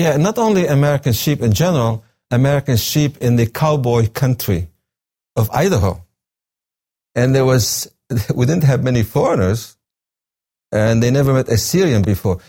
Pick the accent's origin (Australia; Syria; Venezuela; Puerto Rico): Syria; coast between Baniyas and Tartus, Tartus Governorate; now in United States; I was born in Syria, on the coast, a small town between the cities of Beni Yas and Tartus.